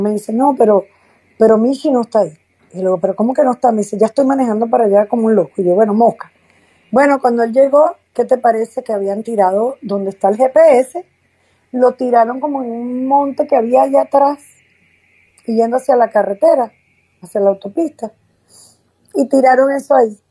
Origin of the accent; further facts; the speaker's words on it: Venezuela; ahora estoy en, en otro país, estoy en mi país Venezuela